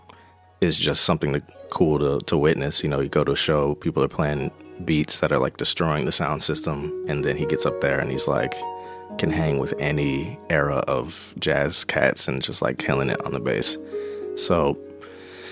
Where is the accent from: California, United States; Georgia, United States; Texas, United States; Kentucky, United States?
California, United States; moved away; I grew up in California